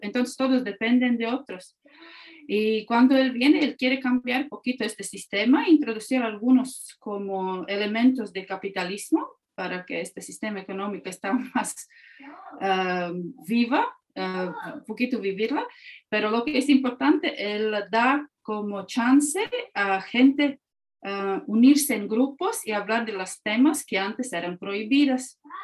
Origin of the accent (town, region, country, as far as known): Latvia; Spanish is a second language; also born or lived in Mexico